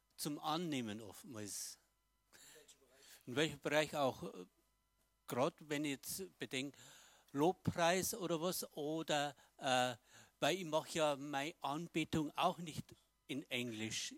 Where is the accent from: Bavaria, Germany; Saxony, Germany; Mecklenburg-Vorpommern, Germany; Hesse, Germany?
Bavaria, Germany; für uns in Bayern